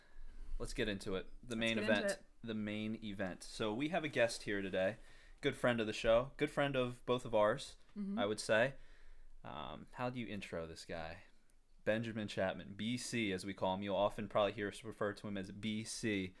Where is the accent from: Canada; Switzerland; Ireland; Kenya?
Kenya; Nairobi; I grew up internationally. I grew up in Nairobi as a missionary kid.